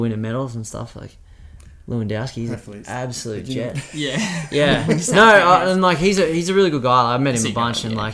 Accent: Australia; being Australian, we're so lucky

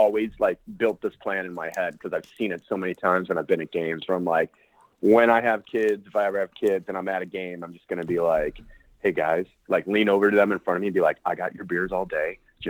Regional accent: Chicago, Illinois, United States; also born or lived in Los Angeles; I was born and raised in Chicago, actually on the south side of Chicago. My Chicago story is kind of crazy. I just like grew up on the south side, went to high school on the north side, and then like lived downtown

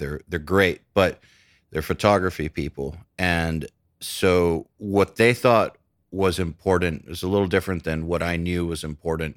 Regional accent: Atlanta, Georgia, United States; also born or lived in Cleveland, Ohio; I was born in Cleveland, and then we moved to Atlanta

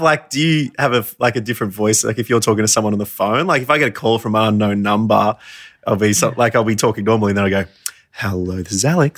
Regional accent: Warrnambool, Victoria, Australia; We grew up in Warrnambool together

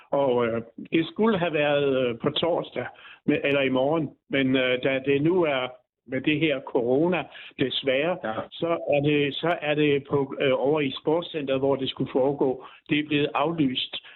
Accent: Byllerup Bag, Southern Denmark, Denmark; Som jeg siger, jeg kommer jo ned fra Byllerup Bag, som ligger tæt på den dansk-tyske grænse

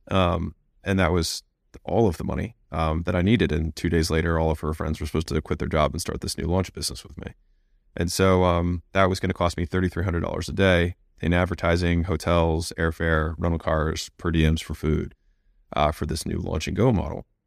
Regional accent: United States; I was born in America

